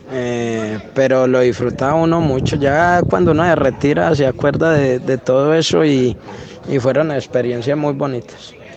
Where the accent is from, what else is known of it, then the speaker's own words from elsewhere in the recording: Colombia; como colombiano